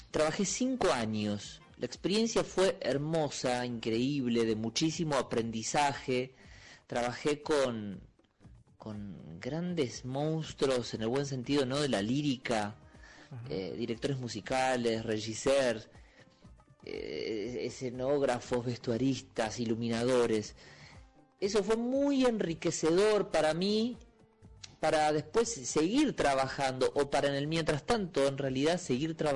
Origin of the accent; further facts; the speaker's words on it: Olavarría, Buenos Aires Province, Argentina; now in Buenos Aires, Argentina; Yo soy de La Barriga, el centro de la provincia de Buenos Aires. Eh, vivo hace 20, casi 23 años en Capital Federal.